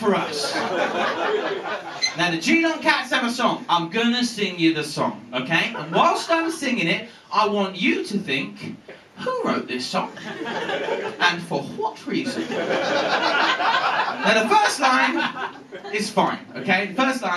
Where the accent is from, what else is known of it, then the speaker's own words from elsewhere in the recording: England, United Kingdom; moved away as an adult; also born or lived in Scotland; now in Edinburgh, United Kingdom; I'm English, right? I lived in Scotland for 10 years and I've gone native.